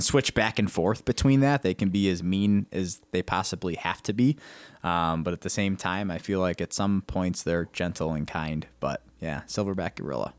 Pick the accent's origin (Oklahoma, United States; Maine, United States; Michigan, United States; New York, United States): New York, United States; Rochester; now in Ohio, United States; growing up in Rochester, New York, upstate New York, um, about hour and a half from the Canadian border, hockey was huge